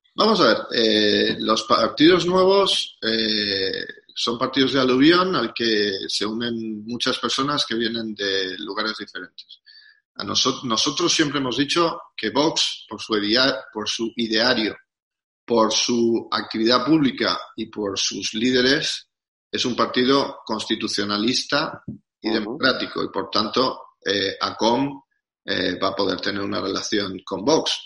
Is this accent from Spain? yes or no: yes; Spain; Nosotros somos españoles